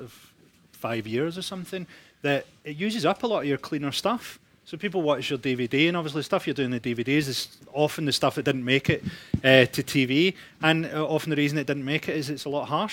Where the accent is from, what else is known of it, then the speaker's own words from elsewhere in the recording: Scotland, United Kingdom; I'm Scottish